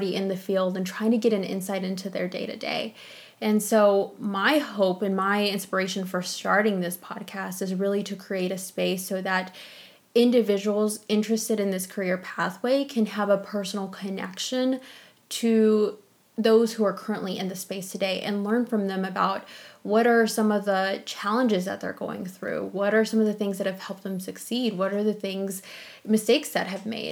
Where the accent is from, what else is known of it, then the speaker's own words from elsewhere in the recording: Mason, Texas, United States; also born or lived in Austin, Texas; I grew up in a small town called Mason